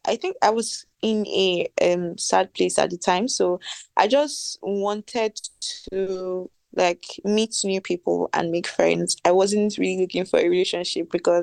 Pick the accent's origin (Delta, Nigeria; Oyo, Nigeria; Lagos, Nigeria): Delta, Nigeria; Warri; I'm from Warri.